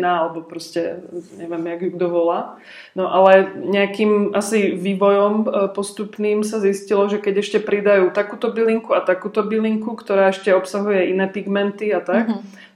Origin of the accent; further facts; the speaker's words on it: Trenčín area, Trenčín Region, Slovakia; moved away; já vlastně pochádzam tak nějak z Trenčina, z okolia Trenčina